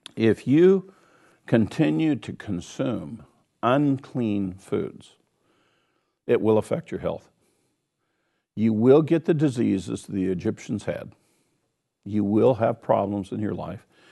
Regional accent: Kansas, United States; I'm from Kansas, so I say wash, wash it

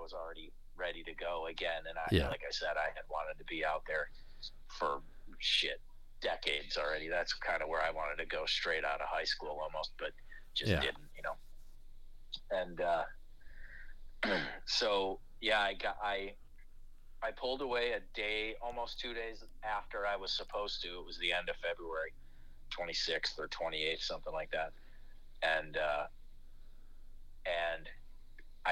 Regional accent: Chicago, Illinois, United States; moved away as an adult; also born or lived in Los Angeles; I'm born and raised in Chicago and Chicago will always be home. I didn't leave Chicago

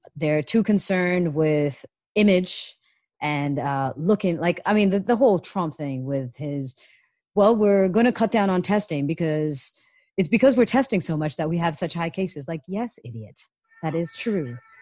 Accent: Canada; now in United States; coming from Canada, and I'm Canadian as well

